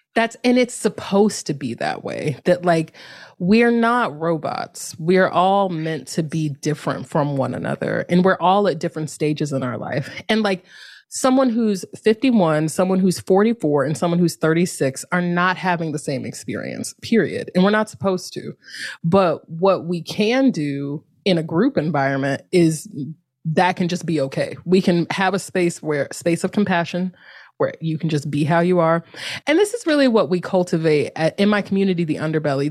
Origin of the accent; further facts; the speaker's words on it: North Carolina, United States; moved away as an adult; also born or lived in Durham, North Carolina; now in San Francisco, United States; I'm from North Carolina. I lived the last ten years in Durham, North Carolina